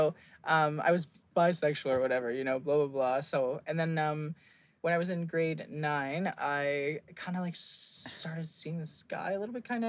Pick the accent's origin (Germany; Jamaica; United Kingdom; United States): United Kingdom; England; born there; My parents, so my dad's was from England. I was born in England, blah, blah, blah.